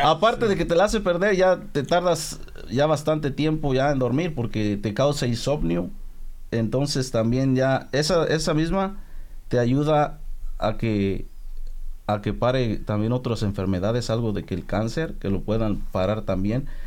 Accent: Mexico; yo soy mexicano, 100% mexicano

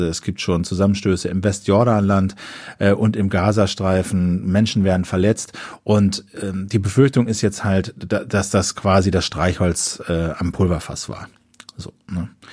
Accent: Germany; so als Deutsche

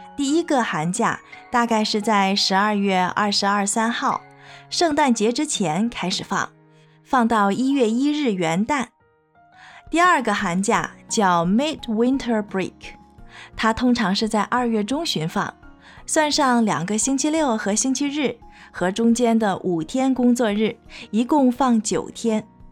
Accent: China; now in New York, United States; 这里现在跟国内有十三个小时的时差

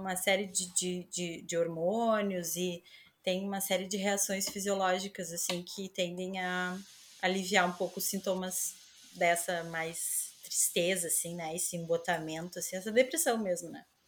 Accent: Porto Alegre, Rio Grande do Sul, Brazil; moved away as an adult; now in Lisbon, Portugal; eu sou de Porto Alegre

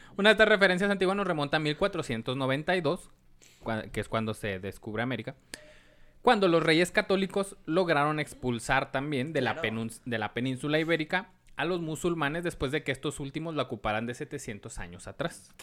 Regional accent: Mexico; uno como mexicano se sabe de toda la vida

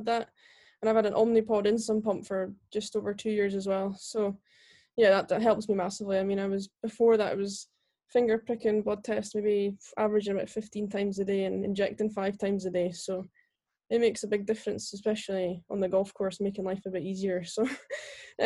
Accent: Nethy Bridge, Scotland, United Kingdom; also born or lived in Aberdeen; I was born in Aberdeen, and then at the age of six moved to a little village called Nethybridge near Aviemore

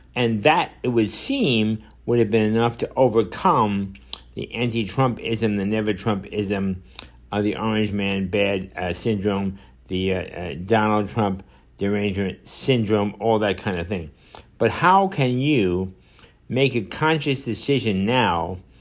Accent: New York City, New York, United States; I was born and raised in Manhattan

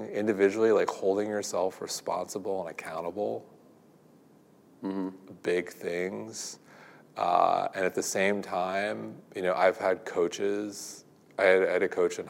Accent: Manhasset, New York, United States; I grew up in Manhasset, which is a very affluent town

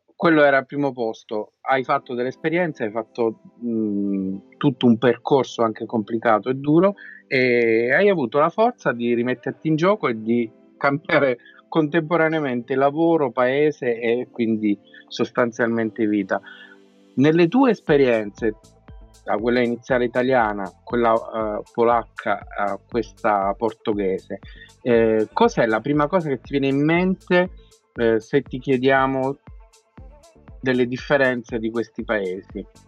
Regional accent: Abruzzo, Italy; noi poi siamo abruzzesi

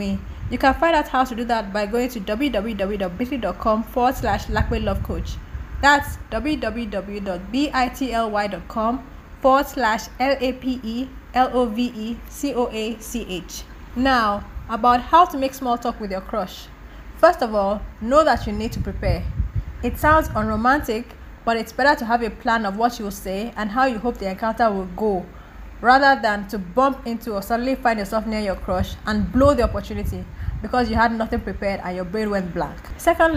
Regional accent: Nigeria; As a Nigerian living in Nigeria

